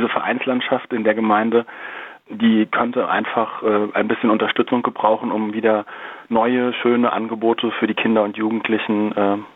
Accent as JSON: {"language": "German", "town": "Darmstadt", "region": "Hesse", "country": "Germany", "tie": "born there", "said": "Ich bin ja in Darmstadt geboren"}